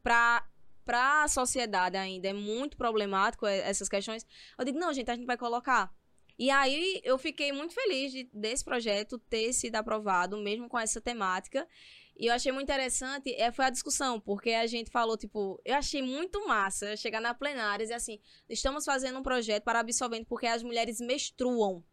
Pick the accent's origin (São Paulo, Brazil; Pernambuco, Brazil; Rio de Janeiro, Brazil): Pernambuco, Brazil; Toritama; a questão da cultura, da juventude e da economia lá da minha cidade